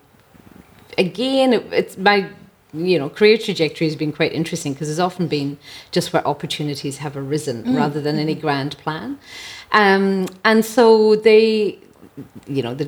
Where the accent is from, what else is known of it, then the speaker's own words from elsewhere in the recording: Ireland; moved away as an adult; As an Irish person